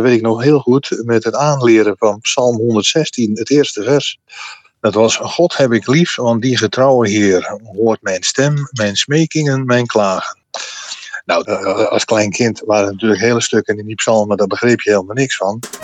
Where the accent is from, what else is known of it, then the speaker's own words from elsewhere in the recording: Middelburg, Zeeland, Netherlands; ik zat eh, op de Gravenstraatschool in Middelburg